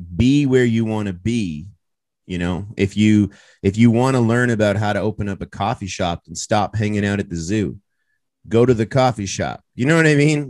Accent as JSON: {"language": "English", "town": "Toronto", "region": "Ontario", "country": "Canada", "said": "I'm proud to be from Toronto"}